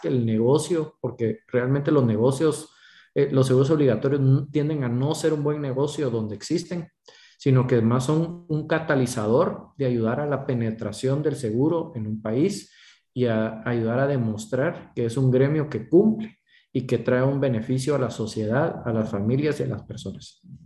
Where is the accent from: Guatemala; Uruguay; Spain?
Guatemala; nosotros tenemos el reto como guatemaltecos